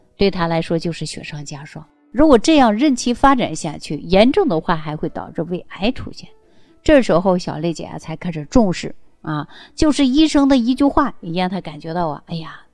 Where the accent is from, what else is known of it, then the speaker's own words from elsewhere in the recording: Northeast China, China; 尤其我们是东北人这种性格呀，更能体现出男孩子的特性